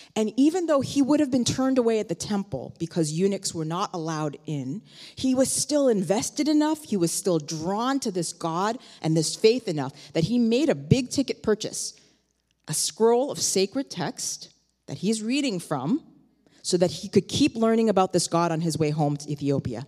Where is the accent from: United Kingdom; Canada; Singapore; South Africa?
Canada; Toronto, Ontario; now in New York, United States; I myself, I grew up in Toronto